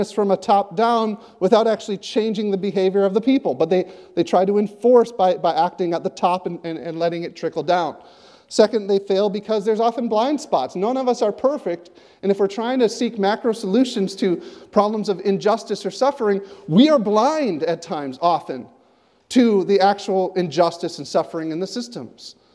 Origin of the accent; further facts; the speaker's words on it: United States; now in Canada; As an American